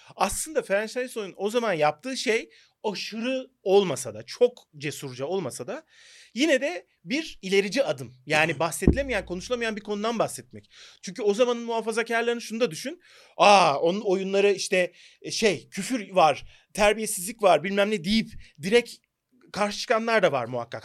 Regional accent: Turkey

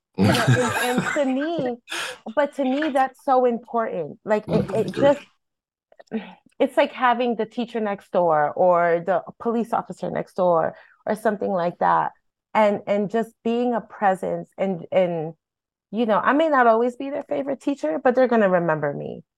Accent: Hartford, Connecticut, United States; I was born and raised in Hartford, and I'm a product of Hartford schools

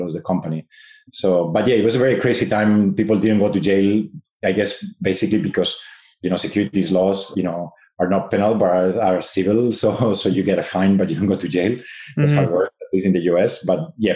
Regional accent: Spain; moved away as an adult; also born or lived in Japan; now in United States; I'm originally from Spain, but I studied in Japan at the Tokyo Institute of Technology

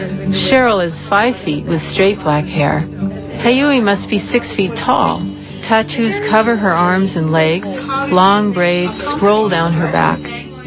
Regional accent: Nova Scotia, Canada; also born or lived in Hawaii; My early years were spent growing up in Nova Scotia, where simply the fact of being Americans made us outsiders. As an adult, I ended up living in Hawaii for 9 years.

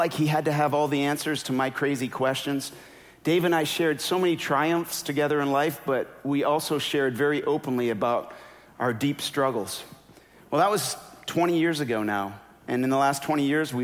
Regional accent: Canada; moved away; also born or lived in Minnesota; I'm Canadian.

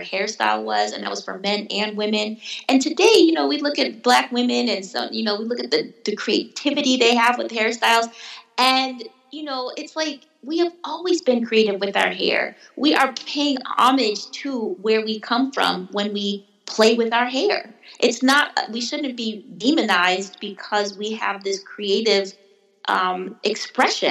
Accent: Wisconsin, United States; moved away; I grew up in Wisconsin, surrounded by whiteness in all aspects of the word, including snow

